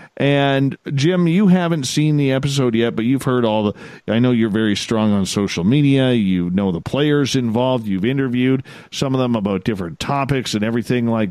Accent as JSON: {"language": "English", "country": "Canada", "accent": "Canadian", "said": "my Canadian accent"}